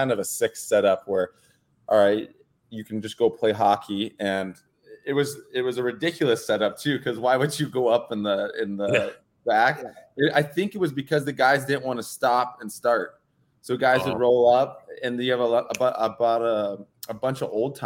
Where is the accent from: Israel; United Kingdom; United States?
United States; Los Angeles, California; I grew up on Crenshaw, which down the street is Great Western Forum, where the Lakers and the Kings used to play.